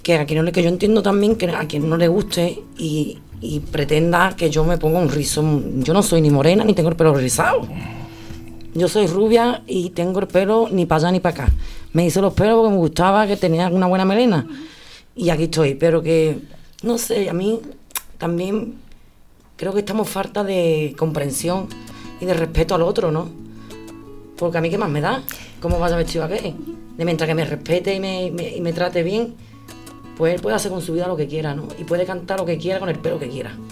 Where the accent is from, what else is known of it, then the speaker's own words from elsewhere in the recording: Sanlúcar de Barrameda, Andalusia, Spain; yo soy de San Lucas